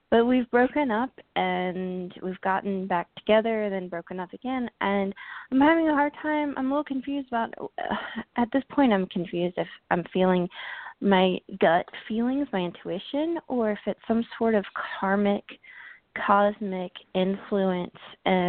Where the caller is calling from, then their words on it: Georgia, United States; I'm calling from Georgia.